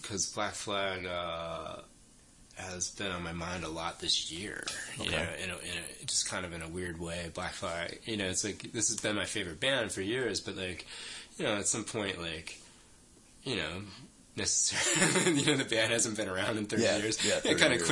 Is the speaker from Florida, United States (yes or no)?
yes; South Florida, United States; now in New York, United States; From South Florida. Okay. Yeah, from just a little bit north of Miami.